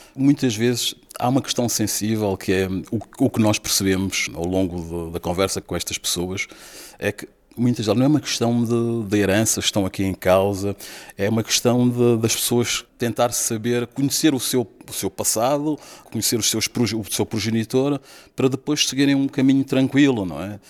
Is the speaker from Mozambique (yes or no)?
yes; Mozambique; now in Porto, Portugal; sou natural de Moçambique